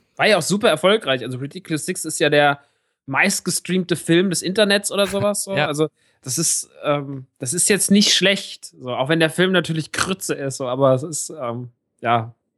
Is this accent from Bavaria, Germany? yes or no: no; Rodgau, Hesse, Germany; moved away; im Rottgau, im Kino meiner alten Heimat